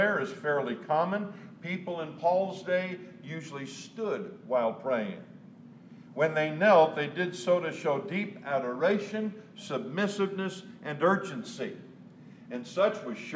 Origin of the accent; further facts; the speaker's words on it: Southern California, United States; I was born and raised in the South, Southern California